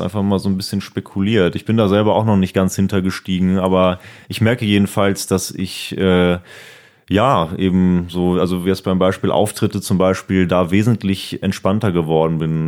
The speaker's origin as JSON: {"language": "German", "town": "Siegburg", "region": "North Rhine-Westphalia", "country": "Germany", "tie": "born or raised there", "said": "bald auch eine Mixshow in Siegburg, das ist ja meine Heimat"}